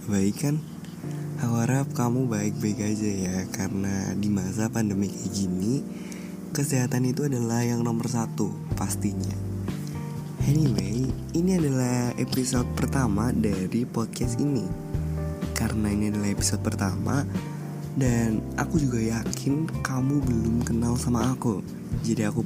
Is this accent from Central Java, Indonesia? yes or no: yes; Banyumas, Central Java, Indonesia; born there; Aku lahir di Banyumas 5 November 2003